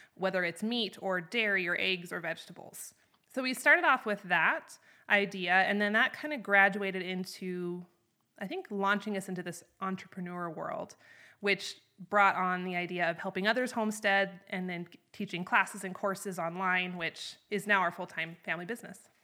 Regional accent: North Idaho, United States; moved away as an adult; also born or lived in Wyoming; now in Chugwater, United States; I'm originally from North Idaho, up in the Panhandle. And when I was eighteen, I came to Wyoming

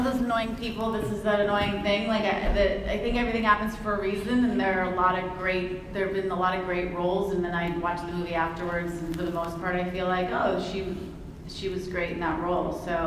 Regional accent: Watertown, Massachusetts, United States; we were growing up in Watertown, outside of Boston

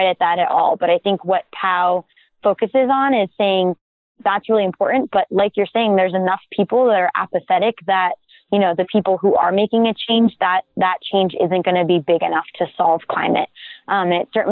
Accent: Maine, United States; my home state of Maine

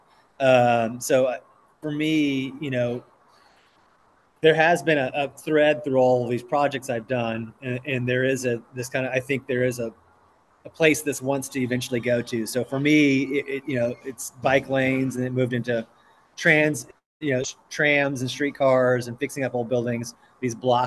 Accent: Oklahoma, United States; I come from Oklahoma

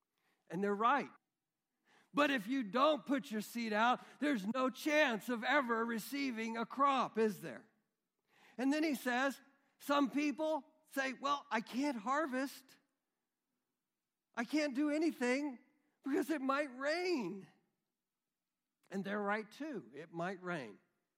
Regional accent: Midwest, United States; We grew up in the Midwest, right? Many of us. We grew up here.

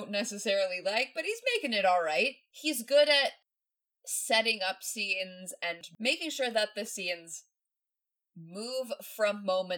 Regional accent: the South, United States; I grew up in the South

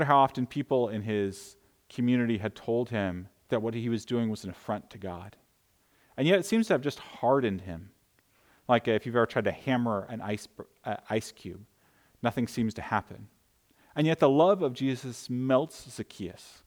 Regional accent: United States; as an American people

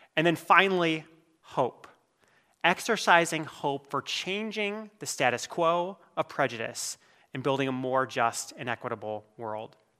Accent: Iowa, United States; I'm from Iowa

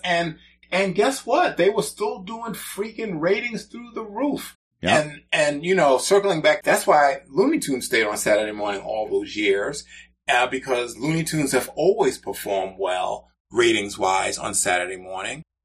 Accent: New York City, New York, United States; moved away; I grew up in the Bronx and experienced real winters up there

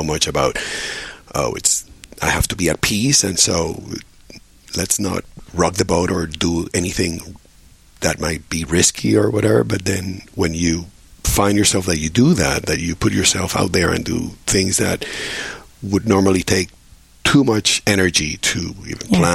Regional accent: Puerto Rico; moved away as an adult; also born or lived in New York; I grew up in Puerto Rico

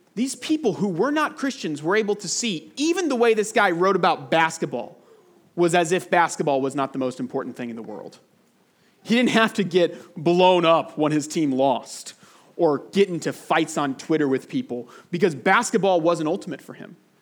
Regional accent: United States; moved away as an adult; now in United Arab Emirates; I love my home country. I'm grateful for America

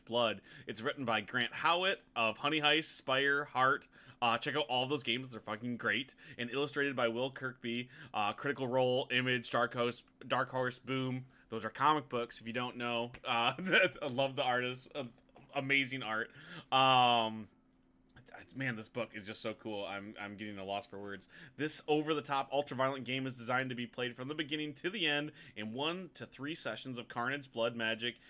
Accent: United States; I'm American

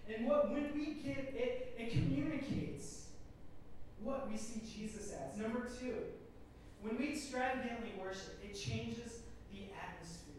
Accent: Minnesota, United States; America, born and raised in Minnesota.

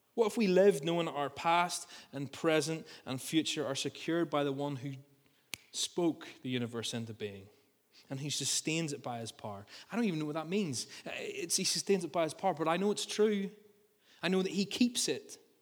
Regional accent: Ballymena, Northern Ireland, United Kingdom; I grew up in the country outside Ballymena

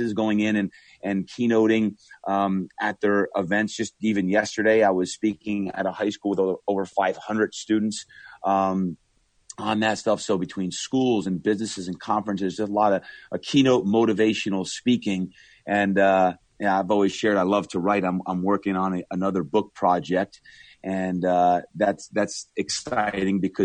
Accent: Brick, New Jersey, United States; moved away; growing up in Brick, New Jersey, which is very much a blue collar town

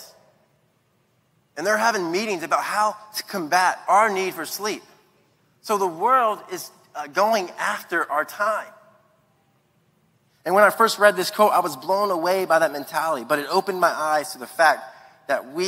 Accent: Latson, South Carolina, United States; also born or lived in Charleston, South Carolina; I'm from Latson, South Carolina

